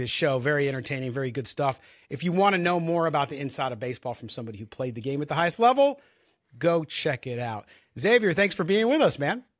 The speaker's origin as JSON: {"language": "English", "town": "San Diego", "region": "California", "country": "United States", "tie": "born or raised there", "said": "as a kid, growing up in San Diego"}